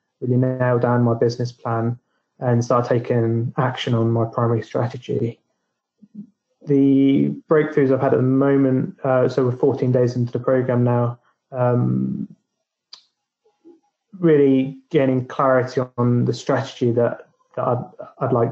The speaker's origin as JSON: {"language": "English", "town": "Basingstoke", "region": "South East England", "country": "United Kingdom", "said": "I'm 38 from Basingstoke in the south of England."}